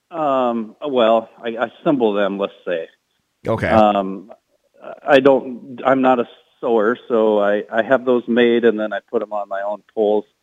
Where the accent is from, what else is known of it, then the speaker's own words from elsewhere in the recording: Iowa, United States; come to my home state